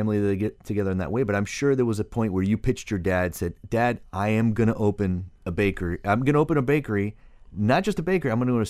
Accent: Miami, Florida, United States; all these different cultural ingredients that we grew up with here in Miami.

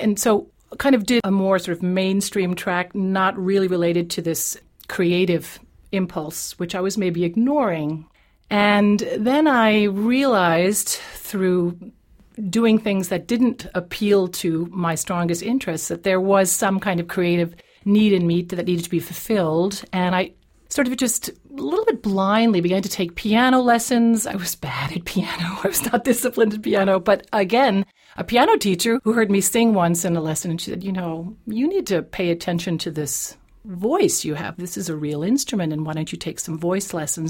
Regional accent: New England, United States; first language English; also born or lived in Europe; now in Vienna, Austria; raised in New England

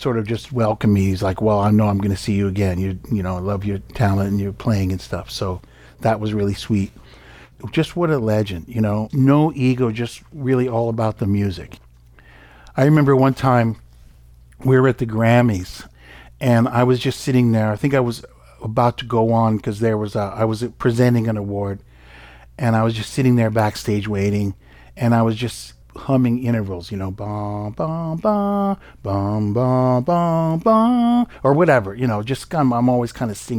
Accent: Palo Alto, California, United States; I grew up in Palo Alto, California

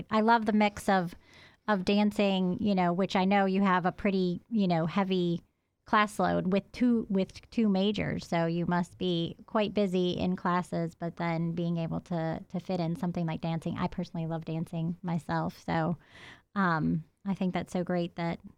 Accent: Providence, Rhode Island, United States; moved away as an adult; now in Athens, United States; I'm from Providence, Rhode Island

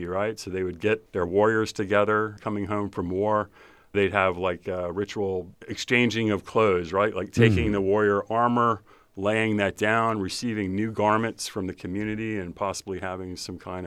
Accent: New Orleans, Louisiana, United States; moved away as an adult; also born or lived in Alabama / Hanau, Germany; I'm originally from New Orleans, Louisiana. That's where my mom's from. My dad's from Alabama, so I went to grade school, high school there

